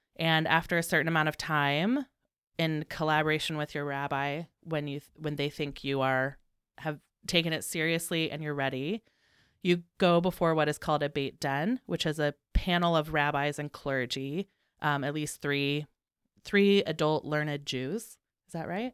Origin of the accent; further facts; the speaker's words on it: Indiana, United States; moved away as an adult; now in Chicago, United States; I grew up in Indiana. I moved to Chicago in two thousand two